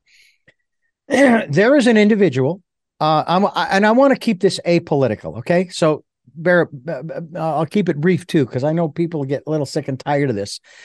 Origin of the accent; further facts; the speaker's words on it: Phoenix, Arizona, United States; I grew up around them because I grew up in Phoenix